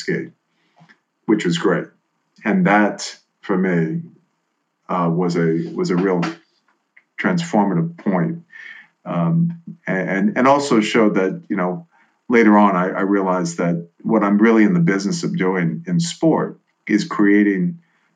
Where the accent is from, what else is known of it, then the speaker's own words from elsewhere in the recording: New Orleans, Louisiana, United States; moved away; Growing up in New Orleans